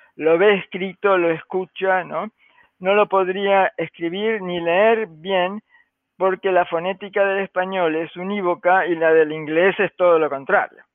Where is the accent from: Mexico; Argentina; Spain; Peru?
Argentina; now in United States; yo soy argentina